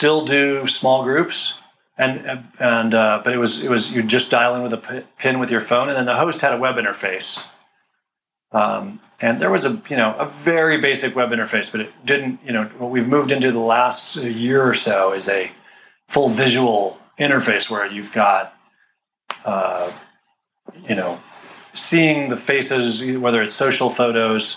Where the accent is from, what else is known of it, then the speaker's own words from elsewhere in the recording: Colorado, United States; moved away as an adult; now in California, United States; I grew up in Colorado, and I came out to California after grad school